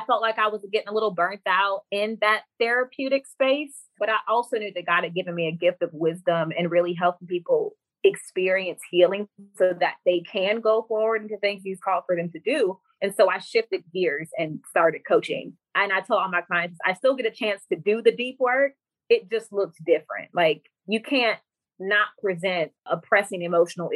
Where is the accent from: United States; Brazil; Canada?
United States; Florida; now in Alabama, United States; I'm currently from Florida, but I live in Alabama.